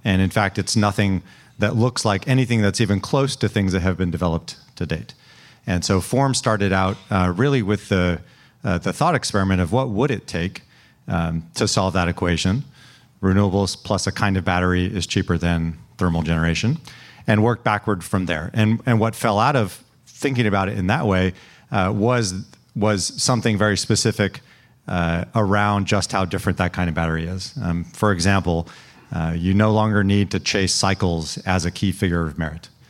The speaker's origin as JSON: {"language": "English", "town": "Salinas", "region": "California", "country": "United States", "tie": "born or raised there", "also_born_or_lived": "Cambridge, Massachusetts", "moved": "as an adult", "said": "growing up in Salinas, we spent a lot of time going to you know the Stanford Berkeley football game every year"}